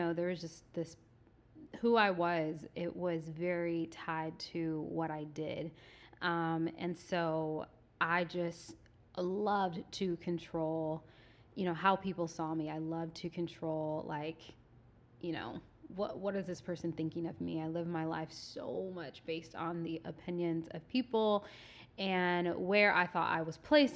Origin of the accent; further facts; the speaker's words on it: Southern California, United States; moved away as an adult; now in Redding, United States; I'm from the suburbs. I literally grew up like 40 minutes outside the city